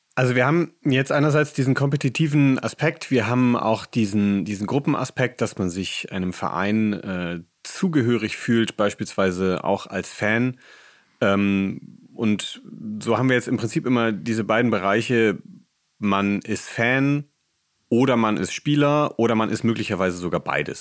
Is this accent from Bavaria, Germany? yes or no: no; Bremen, Germany; Ich komme auch aus der Nähe von Bremen